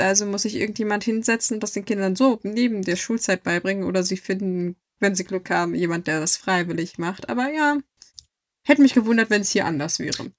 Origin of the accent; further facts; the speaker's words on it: Germany; als Deutsche